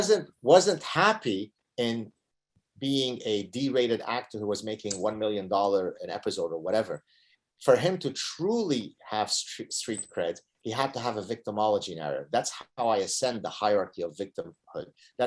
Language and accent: English; Canada; I think it boils down to our personhood more than the fact that we are Canadian